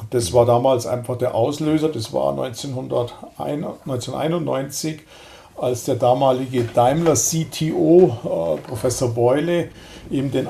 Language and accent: German; Lindau, Bavaria, Germany; Also ich bin ja aus Lindau, wohne in Lindau am Bodensee und das ist einfach schön.